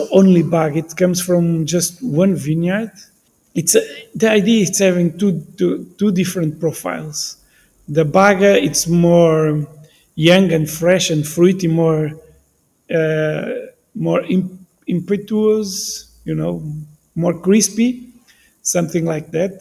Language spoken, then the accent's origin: English; Bairrada, Centro, Portugal; English is a second language; I'm from Bairrada